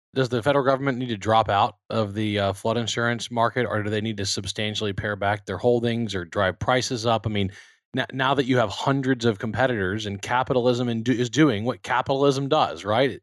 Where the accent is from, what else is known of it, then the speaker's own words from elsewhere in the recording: Baton Rouge, Louisiana, United States; moved away as an adult; also born or lived in Texas; I grew up in Baton Rouge, Louisiana, about a mile from Alex Bach Stadium